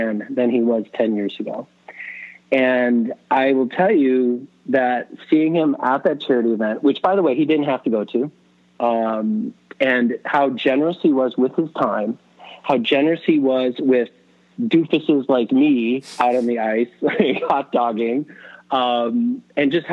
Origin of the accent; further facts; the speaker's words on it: Buffalo, New York, United States; also born or lived in California; now in Chicago, United States; I grew up in Buffalo. I ended up out in California for years. You know, now I moved my kids out to Chicago